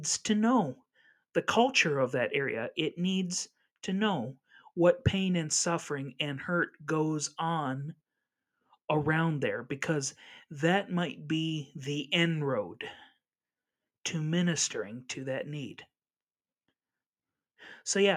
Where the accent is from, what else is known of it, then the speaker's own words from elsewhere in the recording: La Crosse, Wisconsin, United States; in my hometown of La Crosse, Wisconsin